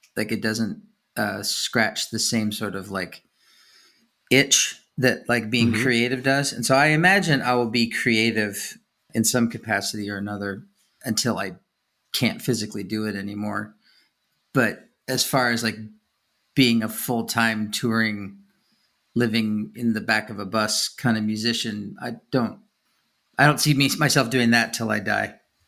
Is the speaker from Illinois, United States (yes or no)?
no; Kansas City, Missouri, United States; born there; Oh, so was I.